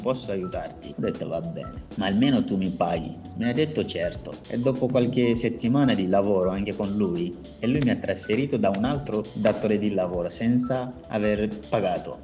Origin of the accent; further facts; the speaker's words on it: Mali; moved away as an adult; now in Italy; vengo dal Mali